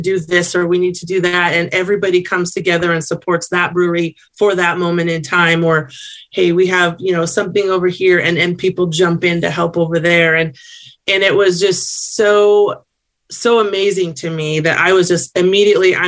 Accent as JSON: {"language": "English", "town": "Sacramento", "region": "California", "country": "United States", "said": "I'm from Sacramento, California"}